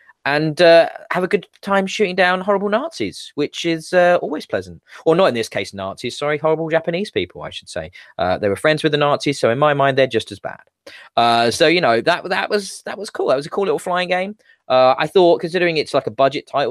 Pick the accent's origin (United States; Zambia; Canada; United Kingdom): United Kingdom; what young man growing up in Britain isn't taught all about World War II at some point in school